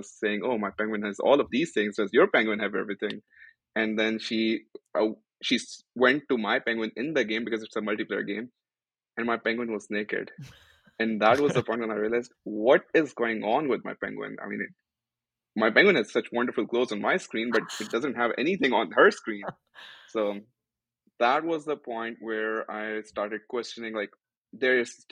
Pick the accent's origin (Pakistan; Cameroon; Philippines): Pakistan; moved away as an adult; now in United States; I am originally not from the US, I'm from Pakistan